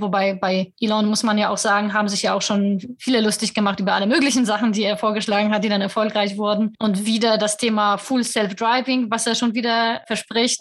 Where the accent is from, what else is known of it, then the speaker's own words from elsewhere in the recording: Poland; moved away; ich vielleicht als Polin